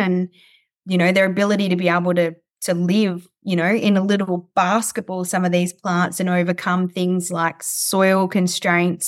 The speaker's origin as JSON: {"language": "English", "town": "Coober Pedy", "region": "South Australia", "country": "Australia", "tie": "born or raised there", "also_born_or_lived": "Clare Valley / Adelaide", "said": "I spent most of my childhood on sheep stations out near Cooper Pedy in South Australia"}